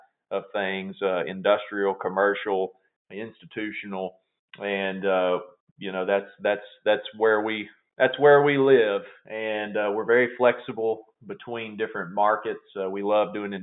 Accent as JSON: {"language": "English", "town": "Glasgow", "region": "Kentucky", "country": "United States", "tie": "born or raised there", "said": "I was born and raised down in Glasgow, Kentucky, down in South Central Kentucky"}